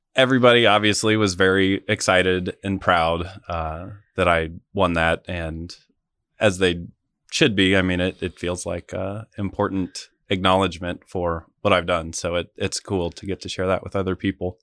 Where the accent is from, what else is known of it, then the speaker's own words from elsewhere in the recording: Wamego, Kansas, United States; moved away as an adult; also born or lived in Washington, D.C.; now in Manhattan, Kansas, United States; I grew up in Wamigo, um, lived there for the majority of my life